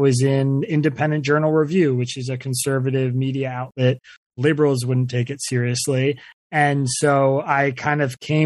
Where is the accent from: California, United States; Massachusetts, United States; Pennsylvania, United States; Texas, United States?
Pennsylvania, United States; Bucks County; I grew up in Bucks County, Pennsylvania